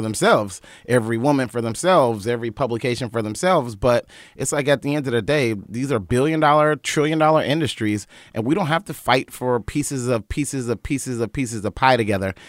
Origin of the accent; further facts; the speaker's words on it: Wilmington, North Carolina, United States; moved away; I'm from Wilmington, North Carolina. I'm from a family of singers, preachers, civil rights activists